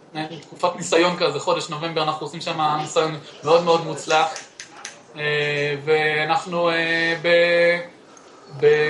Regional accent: Northern District, Israel; moved away as an adult; now in Jerusalem, Israel; אני אה, במקור מהצפון, אבל אני בשנה, במשהו האחרונות גר בירושלים

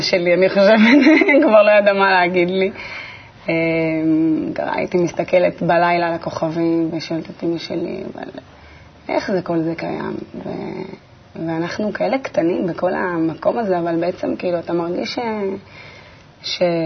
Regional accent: Netanya, Central District, Israel; נולדתי בנתניה, ליד הים, אה, בבית מאוד ביתי חממה כזה.

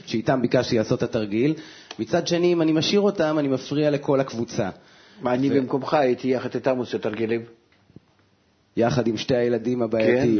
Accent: Israel; אני בא ממושב

